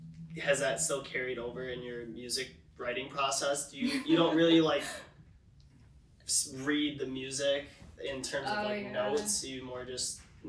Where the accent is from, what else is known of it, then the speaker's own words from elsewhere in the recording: small town north of Liverpool, New York, United States; Because we're from, like, a small, very small town north of Liverpool